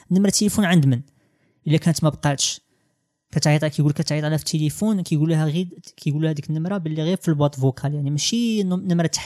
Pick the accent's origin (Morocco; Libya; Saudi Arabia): Morocco